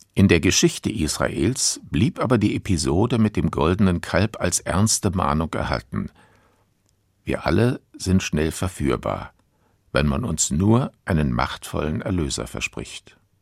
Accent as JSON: {"language": "German", "country": "Germany", "said": "bei uns in Deutschland"}